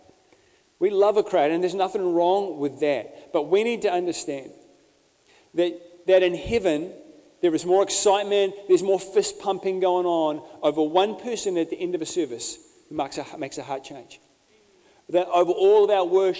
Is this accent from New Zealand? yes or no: yes; Bay of Plenty, New Zealand; I grew up in the Bay of Plenty